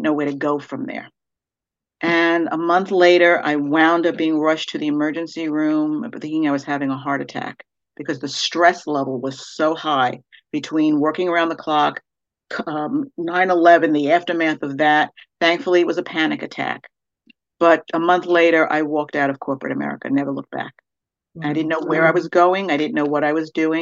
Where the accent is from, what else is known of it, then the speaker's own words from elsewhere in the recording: New York City, New York, United States; I'm originally from Brooklyn, New York. I grew up in an Italian American household